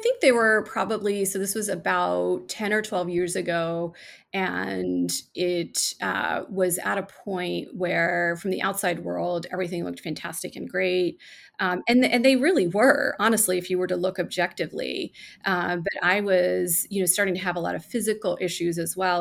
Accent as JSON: {"language": "English", "country": "India", "tie": "born or raised there", "moved": "yes", "said": "I was born in India. And I lived with my grandmother"}